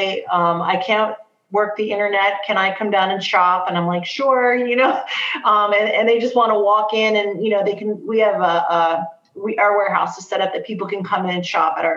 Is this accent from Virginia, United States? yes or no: no; New Jersey, United States; now in Ohio, United States; I'm originally from New Jersey, so I have a very, you know, East Coast, you know, New York mentality about how I run my business